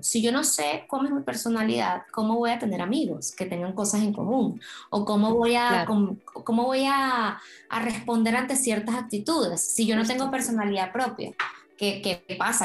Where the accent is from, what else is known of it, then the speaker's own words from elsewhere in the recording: Venezuela; now in Spain; yo soy de Venezuela